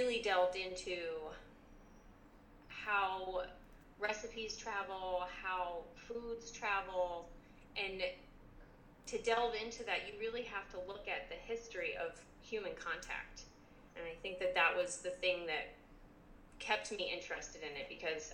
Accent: Jersey Shore, New Jersey, United States; we grew up on the Jersey Shore area

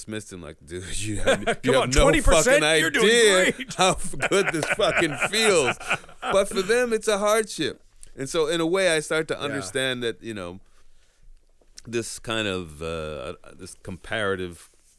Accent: United States; I'm Canadian and American, but I grew up in the U.S.

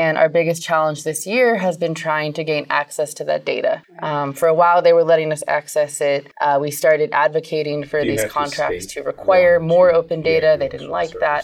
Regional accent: California, United States; I grew up camping in California

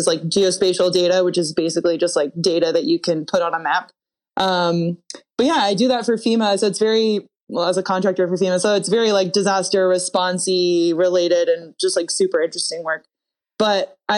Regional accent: Plano, Texas, United States; I am from Plano, Texas, which is a suburb in the north of Dallas.

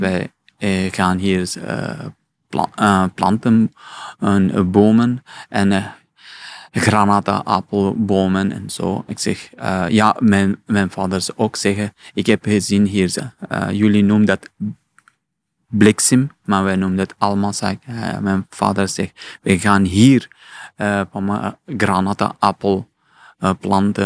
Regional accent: Afghanistan; Dutch is a second language; now in Belgium; ik kom uit Afghanistan.

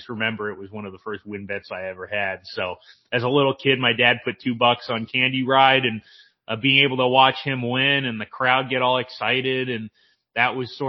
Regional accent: San Diego, California, United States; moved away as an adult; now in Hot Springs, United States; I grew up in Carmel Valley, which is the town right next to Del Mar.

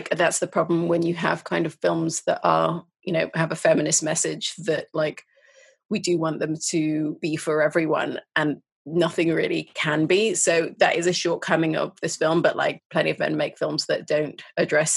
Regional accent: Sudan; I'm from Sudan

